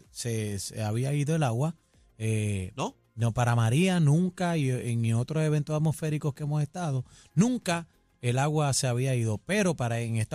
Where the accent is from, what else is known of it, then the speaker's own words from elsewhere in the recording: San Juan, Puerto Rico; la casa donde yo me crié en Parcela Falú, mi casita dorada